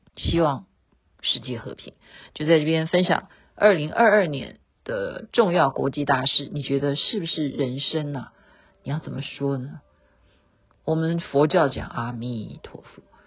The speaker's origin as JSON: {"language": "Chinese", "country": "Taiwan", "said": "国外的华侨比台湾人还关心我们台湾人的安危"}